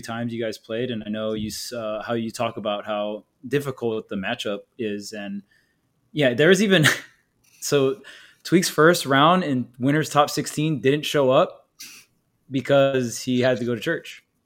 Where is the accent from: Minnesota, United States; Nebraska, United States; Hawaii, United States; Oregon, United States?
Hawaii, United States; I'm from Hawaii